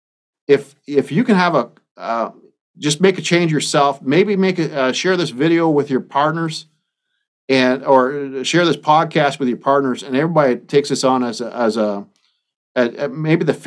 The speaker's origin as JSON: {"language": "English", "area": "Bobcaygeon", "region": "Ontario", "country": "Canada", "tie": "born or raised there", "moved": "yes", "lives_now": "Iowa, United States", "said": "I live 1,000 miles away from my hometown of Bob Cage in Ontario, Canada. I live in Iowa now"}